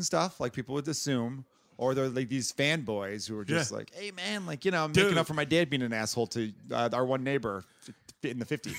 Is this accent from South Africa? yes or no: no; Ireland; Yeah. Because I'm Irish. I think Irish people are the best.